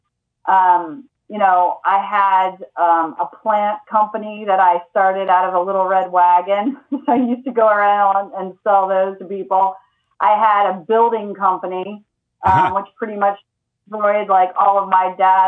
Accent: Lawrenceville, Georgia, United States; I grew up mostly in Lawrenceville, Georgia

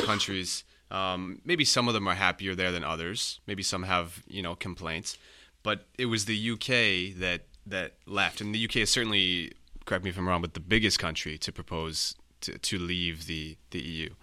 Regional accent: Canada; as a non-E U resident, as a Canadian

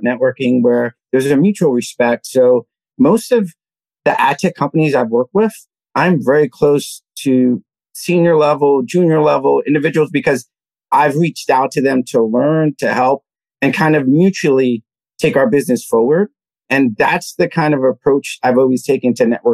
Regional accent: New York City, New York, United States; I grew up in the Lower East Side of Manhattan, Alphabet City

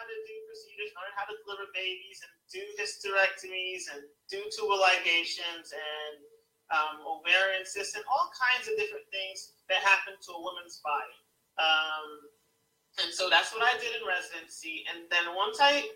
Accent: New York City, New York, United States; moved away; when I was growing up in New York City

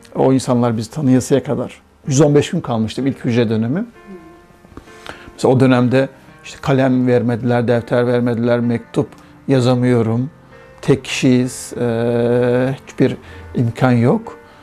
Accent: Uşak, Uşak Province, Turkey; moved away as an adult; also born or lived in Kazakhstan / Casablanca, Morocco; now in Germany; Uşaklıyım, inşaat mühendisiyim.

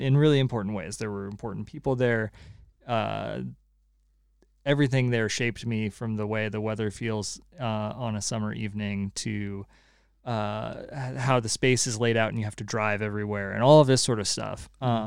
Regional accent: California, United States; now in Connecticut, United States; I'm still a Californian

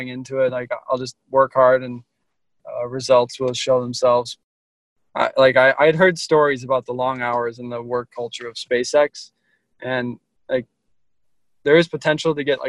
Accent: Minneapolis, Minnesota, United States; I'm from Minneapolis, Minnesota, and I have a twin brother

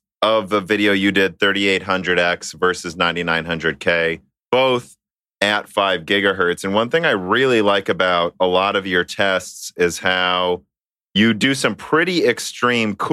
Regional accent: Minnesota, United States; now in Peoria, United States; I'm from Minnesota. Dan is from Minnesota. Our family's from Minnesota.

